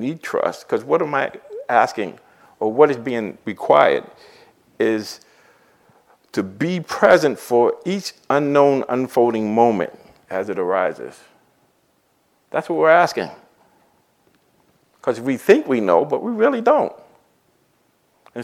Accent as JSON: {"language": "English", "town": "Boston", "region": "Massachusetts", "country": "United States", "tie": "born or raised there", "said": "I grew up in Dorchester and Roxbury"}